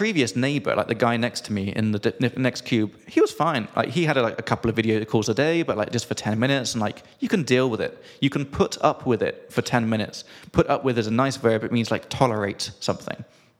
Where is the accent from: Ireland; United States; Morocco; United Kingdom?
United Kingdom; England; from England.